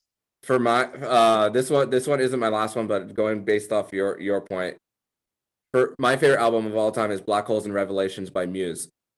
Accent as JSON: {"language": "English", "region": "Florida", "country": "United States", "tie": "born or raised there", "said": "I grew up in Dade and there's never Tijuana Flats there"}